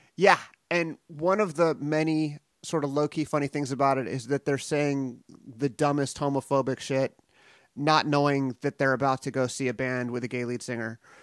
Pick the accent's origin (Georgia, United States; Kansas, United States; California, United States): California, United States; Los Angeles; my hometown, San Pedro, California, and it was common knowledge at my junior high